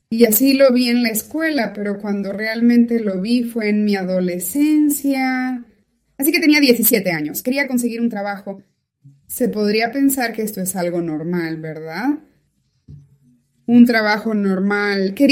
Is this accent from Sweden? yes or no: yes; Kalax, Sweden; born there; also born or lived in Norway; No perdieron de vista a Suecia. Esa fue la primera parada. Y allí nací yo, en Kalax, Suecia.